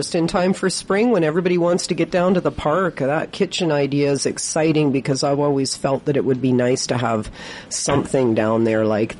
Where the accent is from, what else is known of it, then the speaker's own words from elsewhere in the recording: Victoria, British Columbia, Canada; I was raised in Victoria